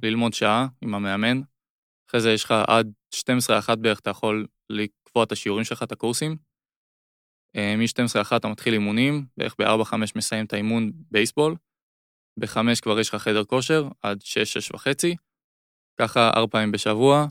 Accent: Israel; זה היה רק ישראלים צברים בעיקר

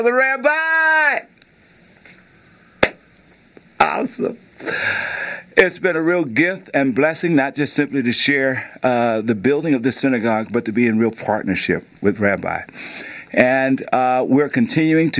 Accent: Coushatta, Louisiana, United States; moved away; I'm actually in my hometown, Coushatta, Louisiana

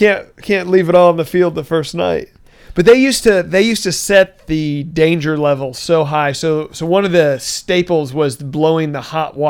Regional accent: Austin, Texas, United States; I grew up right outside of Darrell K. Royal Memorial Stadium.

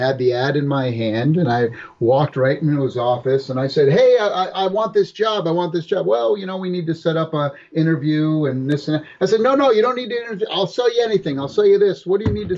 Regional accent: Massachusetts, United States; moved away as an adult; also born or lived in California; I grew up in Massachusetts

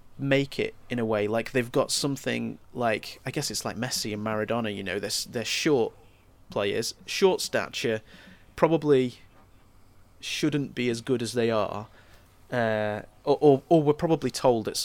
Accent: Stoke-on-Trent, West Midlands, United Kingdom; although I'm from Stoke, my mum is from Norwich and my dad is from Ipswich

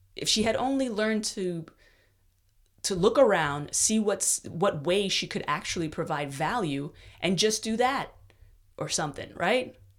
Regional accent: New York, United States; moved away as an adult; now in Austin, United States; I'm stuck up about being from New York, as all New Yorkers are.

